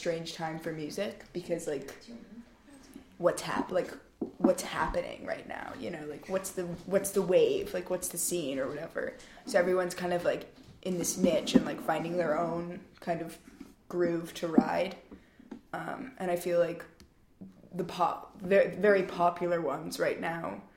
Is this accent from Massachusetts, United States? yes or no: no; Los Angeles, California, United States; we're from Los Angeles